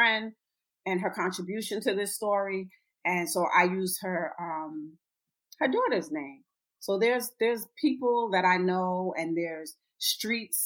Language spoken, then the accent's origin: English; Trinidad & Tobago; I'm Trinidadian, and her dad is Panamanian.